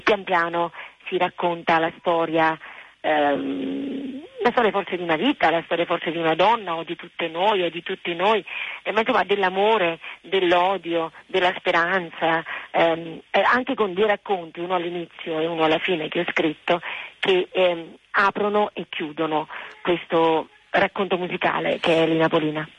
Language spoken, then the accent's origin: Italian; Naples, Campania, Italy; è la musica della mia terra, essendo nata a Napoli